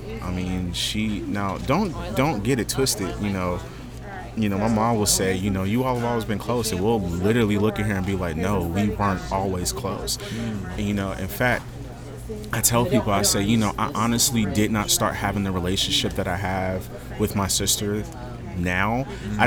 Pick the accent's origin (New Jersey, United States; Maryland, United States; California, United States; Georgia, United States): Georgia, United States; Augusta; also born or lived in Germany; I grew up here in Augusta. I was born in, I was actually born in Germany